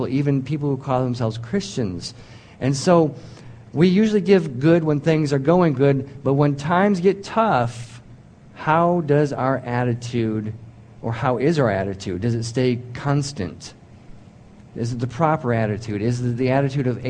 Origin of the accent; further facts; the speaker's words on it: United States; I'm an American